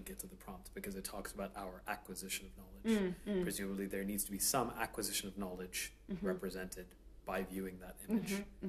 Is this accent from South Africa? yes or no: no; Hong Kong; I was born and raised in Hong Kong